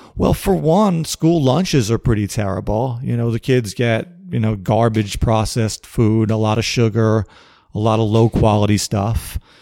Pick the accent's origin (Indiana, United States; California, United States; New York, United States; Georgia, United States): New York, United States; New York City; I was born in Brooklyn, New York in the summer of nineteen seventy-nine